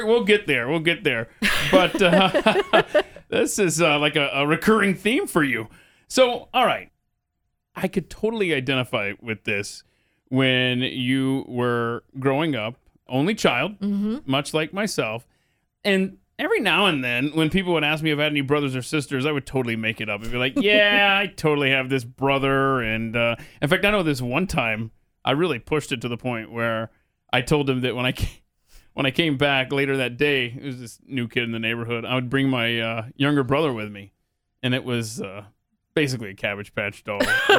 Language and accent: English; Atlanta, Georgia, United States; now in Dallas, United States; growing up in Atlanta